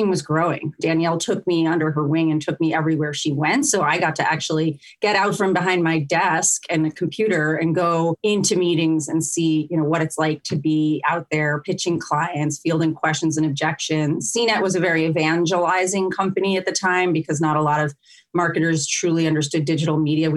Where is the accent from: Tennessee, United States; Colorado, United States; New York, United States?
New York, United States; moved away as an adult; also born or lived in West Coast; I was originally from New York and the East Coast